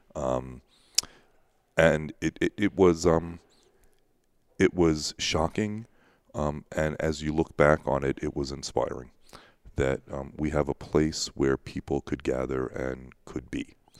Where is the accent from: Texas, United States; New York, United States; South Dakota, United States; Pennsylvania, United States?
New York, United States; Long Island; moved away as an adult; now in Pittsburgh, United States; I grew up on Long Island